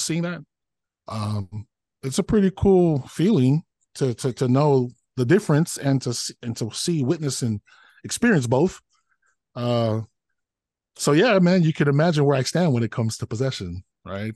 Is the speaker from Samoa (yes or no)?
yes; Samoa; now in United States; growing up in Samoa, and funny, out here in the United States